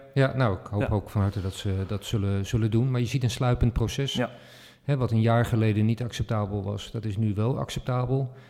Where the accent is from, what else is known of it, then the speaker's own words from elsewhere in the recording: Netherlands; als Nederlanders